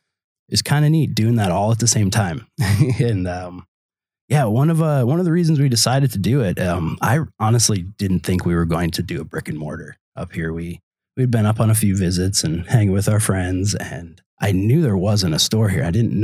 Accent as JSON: {"language": "English", "region": "California", "country": "United States", "lives_now": "Door County, United States", "said": "I mean, we're two schlubs from California, for all anybody knows"}